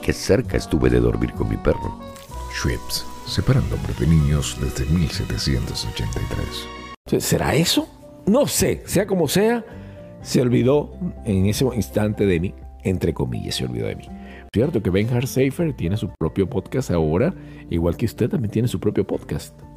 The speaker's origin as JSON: {"language": "Spanish", "country": "Venezuela", "said": "soy venezolano y eso se utiliza en Venezuela"}